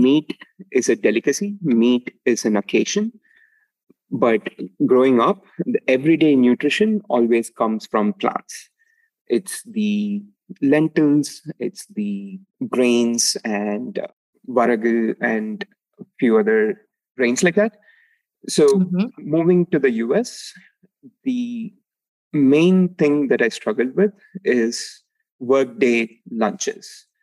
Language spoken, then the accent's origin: English; Palani, Tamil Nadu, India; moved away; I grew up in uh, a small town called Palani in uh, Tamil Nadu, which is south of India